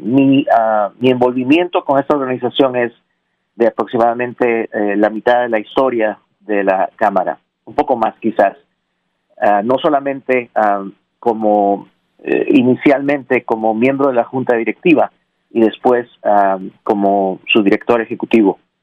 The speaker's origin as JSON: {"language": "Spanish", "country": "Peru", "tie": "born or raised there", "moved": "yes", "lives_now": "Nashville, United States", "said": "Nací en Perú y me, eh, eh, me hice ciudadano en el año 2006 aquí en Nashville"}